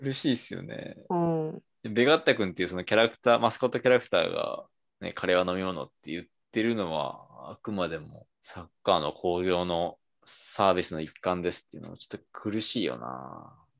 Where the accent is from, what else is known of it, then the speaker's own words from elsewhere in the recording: Kansai, Japan; accent: Kansai dialect; moved away as an adult; now in Tokyo, Japan; 僕ももともと関西出身で、はい、まあ、東京の関東の方にやってきて